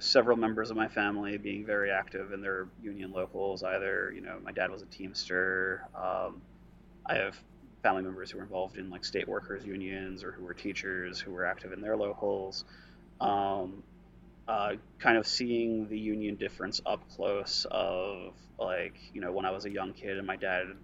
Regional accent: Philadelphia, Pennsylvania, United States; I'm also from the Philadelphia area

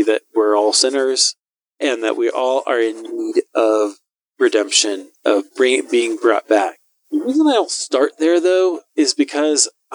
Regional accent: Iowa, United States; I'm from Iowa

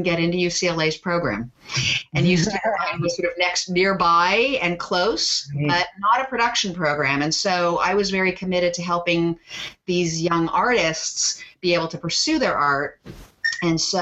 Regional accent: Toronto, Ontario, Canada; also born or lived in Montreal; I grew up in Toronto

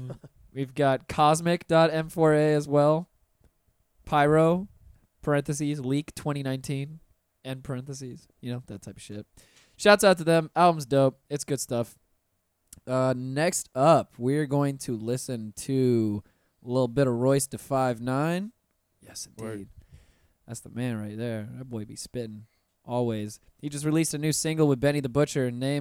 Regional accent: Miami, Florida, United States; From Miami.

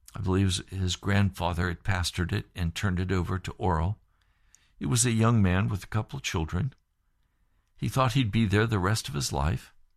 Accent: Sharon, Pennsylvania, United States; I grew up in Sharon, Pennsylvania, out in the country, Sharpsville, Greenville.

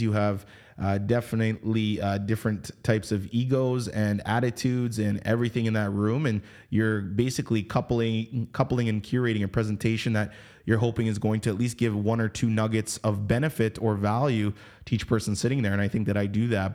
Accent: Canada; we come from Canada. I mean, I'm, I'm Canadian based

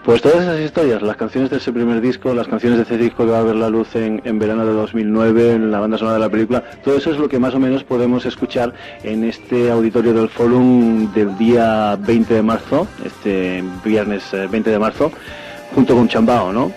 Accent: Badajoz, Extremadura, Spain; yo, soy de Badajoz

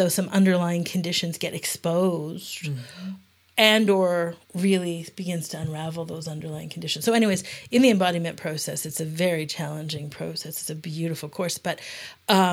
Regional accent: Yukon, Canada; I come from the Yukon, a Canadian community that has a very distinct culture

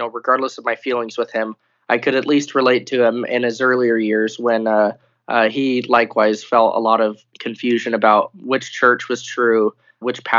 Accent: Utah, United States; I was born in Utah

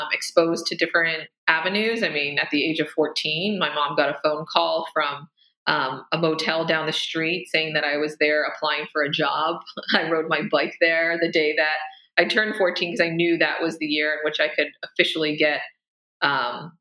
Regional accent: Amish-influenced community, Pennsylvania, United States; moved away as an adult; also born or lived in Pittsburgh; now in New York City, United States; growing up, you know, 90 miles, you know, 2 hours outside of New York City, I was always just mesmerized by the opportunity and the energy of the city, especially growing up in a community that is influenced by, you know, Amish.

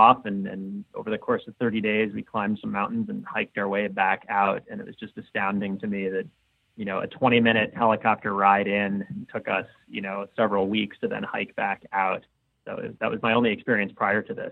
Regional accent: Connecticut, United States; also born or lived in Colorado / Seattle area, Washington; now in Washington, United States; I grew up in Connecticut and then kind of made my way west via Colorado for a few years

